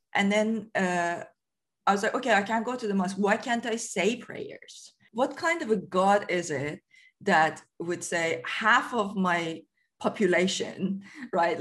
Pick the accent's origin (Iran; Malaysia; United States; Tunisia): Iran; moved away as an adult; now in United Kingdom; I lived in Iran until I was 23